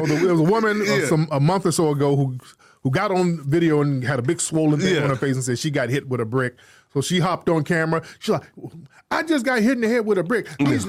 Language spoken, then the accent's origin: English; United States; we, as Foundation of Black Americans